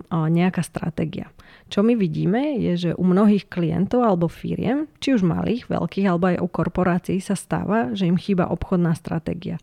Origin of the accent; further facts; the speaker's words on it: Ružomberok, Žilina Region, Slovakia; Ja som teda z Ružomberka